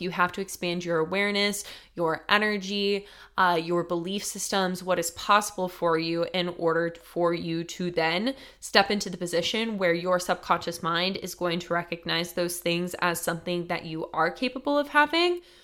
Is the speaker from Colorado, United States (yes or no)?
yes; Colorado, United States; moved away as an adult; also born or lived in Denver, Colorado; now in New York City, United States; super small town to living in Denver, Colorado